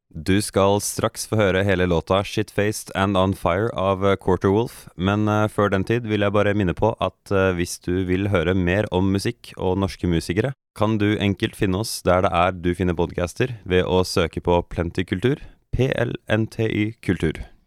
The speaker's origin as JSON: {"language": "Norwegian", "country": "Norway", "said": "som nordmann"}